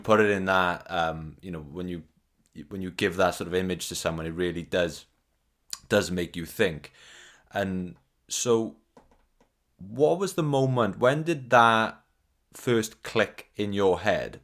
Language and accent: English; South Wales valleys, United Kingdom; I'm from the South Wales valleys